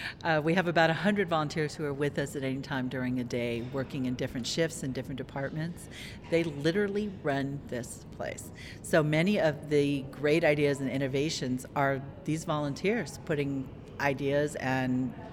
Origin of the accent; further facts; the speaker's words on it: Tucson, Arizona, United States; I was born and raised here in Tucson